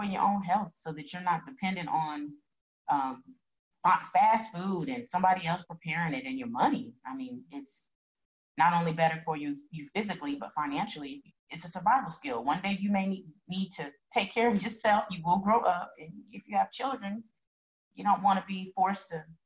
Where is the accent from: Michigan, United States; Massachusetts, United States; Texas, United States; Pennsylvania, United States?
Texas, United States; San Antonio; moved away; I'm just from San Antonio